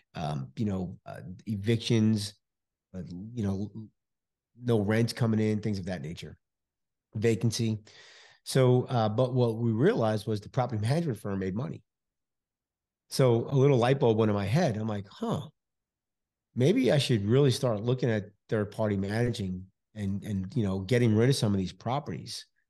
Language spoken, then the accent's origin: English; New York City, New York, United States; now in Houston, United States; I'm originally from New York City, Bronx, New York, originally